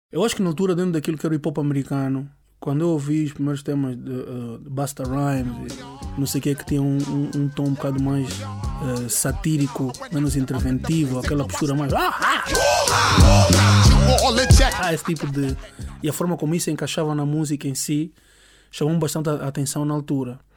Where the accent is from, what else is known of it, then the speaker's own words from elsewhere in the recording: Angola; moved away as an adult; also born or lived in Cuba; now in Portugal; sou nasci em Cuba. Minha mãe é cubana, meu pai é angolano e fui ver para Angola muito cedo. Então, a minha grande base de crescimento adulto foi em Angola. Aos 18 anos vim para Portugal